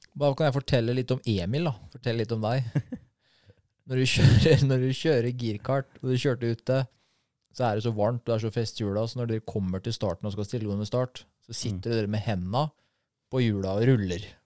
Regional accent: Norway; Jeg er fra Norge

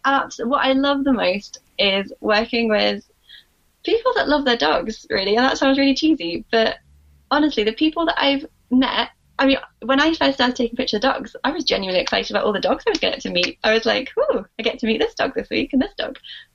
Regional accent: Scotland, United Kingdom; also born or lived in Sheffield; I always feel like a bit of a fraud because I don't have the accent, but I was born in Scotland and lived here most of my life. I only moved down to Sheffield in 2014.

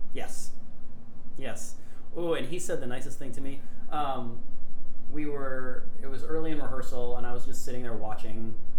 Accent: Grand Forks, North Dakota, United States; I'm from Grand Forks, North Dakota um, which is a town almost in the exact geographical center of North America

